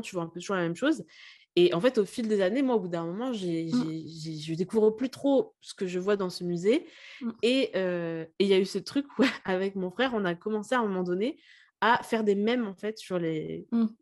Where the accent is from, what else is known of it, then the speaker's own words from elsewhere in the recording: Lille, Hauts-de-France, France; moved away; je viens, enfin je suis née à Lille à la base